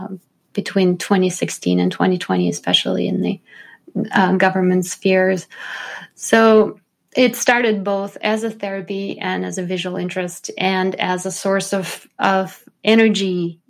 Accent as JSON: {"language": "English", "town": "St. Petersburg", "region": "Saint Petersburg", "country": "Russia", "tie": "born or raised there", "said": "Well, the interesting thing about growing up in Russia is I grew up in St. Petersburg, which was the city historically of the three revolutions"}